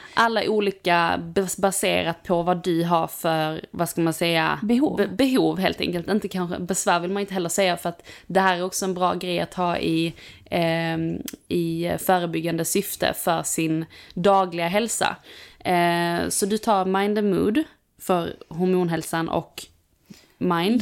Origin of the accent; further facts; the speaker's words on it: Skåne, Sweden; hemma i Skåne